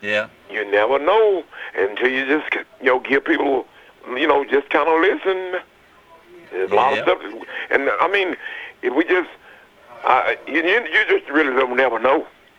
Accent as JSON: {"language": "English", "town": "Smyrna", "region": "Tennessee", "country": "United States", "also_born_or_lived": "Murfreesboro, Tennessee", "said": "I'm originally from Smyrna, Tennessee, Hilltop, they used to call it."}